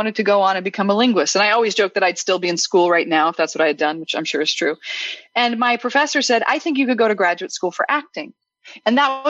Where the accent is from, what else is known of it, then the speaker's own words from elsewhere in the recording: Midwest, United States; moved away as an adult; also born or lived in Chicago; coming from the Midwest